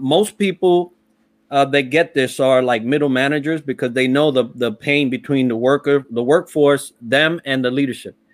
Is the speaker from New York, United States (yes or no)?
yes; New York City, New York, United States; also born or lived in Puerto Rico; I was raised in the Bronx